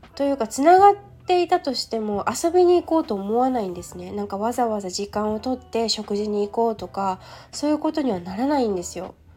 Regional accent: Yokohama, Kanagawa, Japan; 地元横浜に戻る

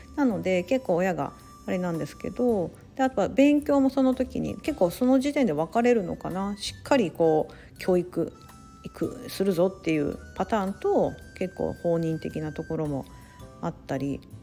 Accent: Japan; moved away; also born or lived in Singapore / United States; 我々日本人みたいなのもアメリカに比べれば割合的には多く住んでいると思います

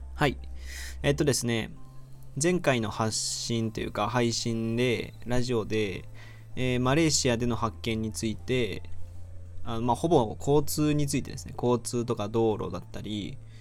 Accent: Aichi, Japan; 僕は愛知県出身なんですけど

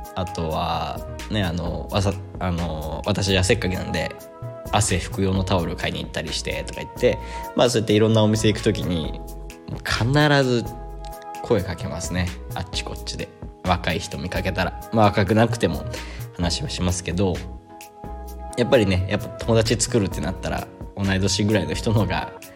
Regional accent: Japan; moved away as an adult; now in Sri Lanka

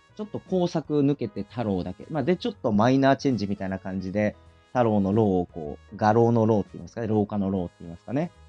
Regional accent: Fukuoka, Japan; accent: Hakata; moved away as an adult; also born or lived in Aichi Prefecture; 出身は福岡県ですね

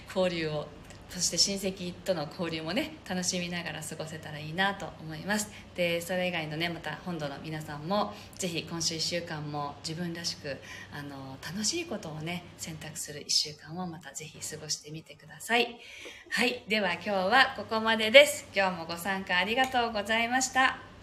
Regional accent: Okinawa, Japan

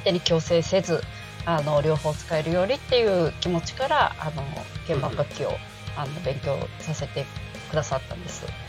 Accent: Tokyo, Japan; 出身は東京都です

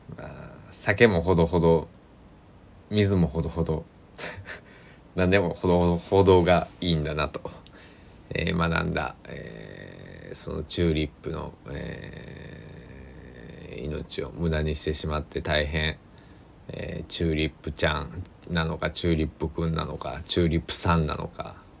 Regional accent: Kochi, Japan; also born or lived in Kagawa / Osaka / Tokyo; 僕の地元、高知県佐木市

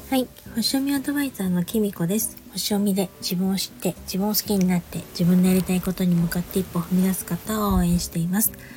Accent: Niigata, Japan; now in Saitama, Japan; 私のね故郷の方のね新潟とか北陸の方

